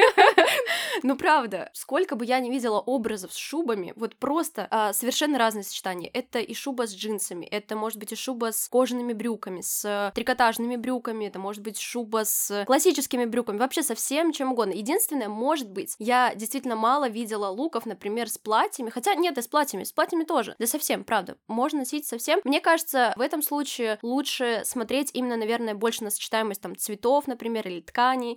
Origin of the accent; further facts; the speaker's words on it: Chelyabinsk, Chelyabinsk Oblast, Russia; Я, например, из Челябинска, и в Челябинске у меня просто, ну, не было возможности смотреть постоянно на что-то прекрасное